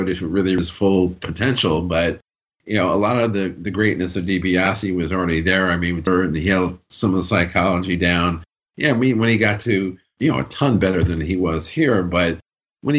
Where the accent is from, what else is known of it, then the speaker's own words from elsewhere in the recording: Binghamton, New York, United States; Binghamton, my hometown